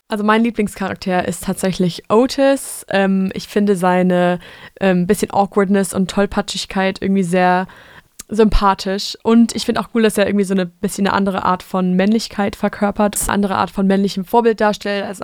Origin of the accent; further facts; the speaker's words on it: France; German is a second language; Ich komme aus Frankreich und das französische Schulsystem ist mega weit da nach hinten.